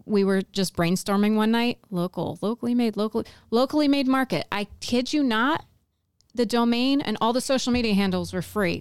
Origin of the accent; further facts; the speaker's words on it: Pennsylvania, United States; moved away as an adult; also born or lived in New York / North Carolina; I grew up in Pennsylvania